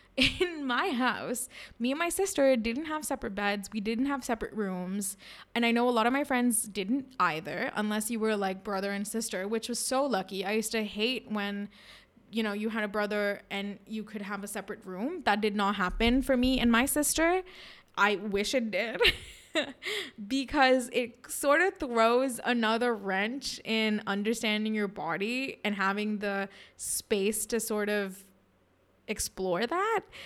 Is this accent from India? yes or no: yes; India; we, as Indian women